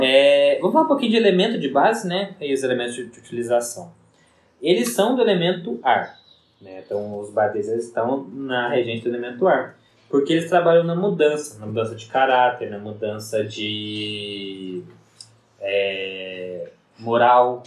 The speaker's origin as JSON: {"language": "Portuguese", "town": "Varginha", "region": "Minas Gerais", "country": "Brazil", "said": "a gente enquanto mineiro, assim, minha cidade, que Varginha é uma cidade médio, médio porte"}